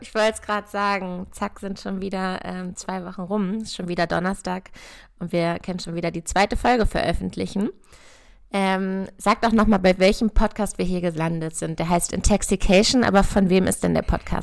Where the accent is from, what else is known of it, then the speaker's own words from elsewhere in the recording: near Hanover, Lower Saxony, Germany; Ich komme ja auch aus der Nähe von Hannover